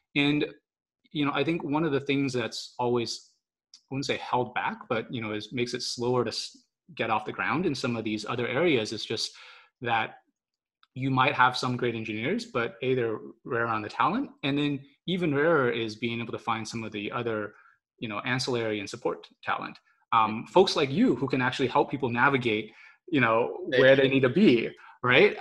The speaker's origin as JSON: {"language": "English", "town": "Austin", "region": "Texas", "country": "United States", "tie": "born or raised there", "moved": "as an adult", "lives_now": "California, United States", "said": "I grew up in Austin, obviously, and I've maybe as of about you know two or three years ago, I realized that I now spent more time in California than I had in Austin"}